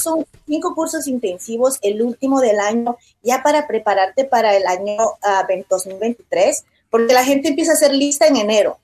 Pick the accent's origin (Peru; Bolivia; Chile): Bolivia; now in United States; En mi país, yo soy boliviana